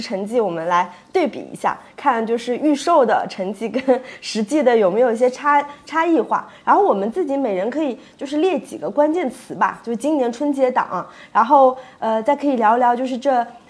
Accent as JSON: {"language": "Chinese", "region": "Jiangsu", "country": "China", "tie": "born or raised there", "moved": "yes", "said": "是我们老家的人爱看电影吗"}